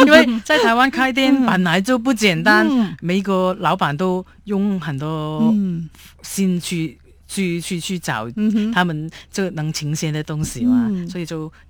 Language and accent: Chinese; Hong Kong; now in Taiwan; 所以我们香港人呢就喝汤就不吃料